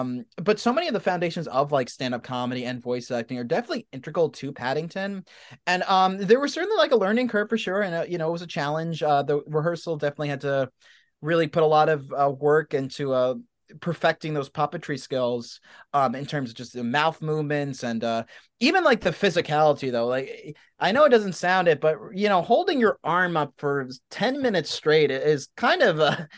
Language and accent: English; New York, United States; I'm a New Yorker and an actor